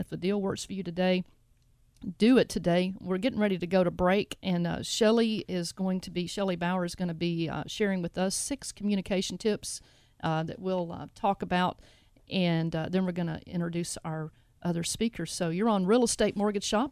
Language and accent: English; Jackson, Tennessee, United States; I'm from Jackson